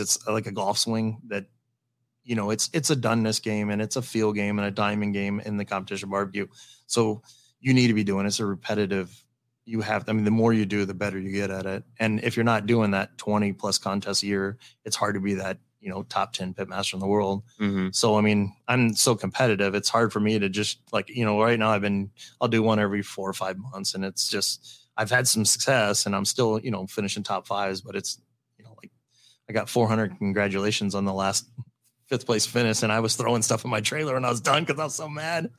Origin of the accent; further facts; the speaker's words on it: Valley, United States; Valley, which is my hometown